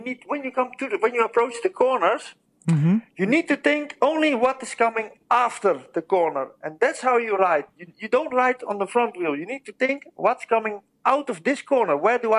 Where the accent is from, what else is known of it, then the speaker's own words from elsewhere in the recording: Amsterdam, North Holland, Netherlands; English is a second language; And then I went to FEC because I'm from Amsterdam. And in Amsterdam, in Holland, there is...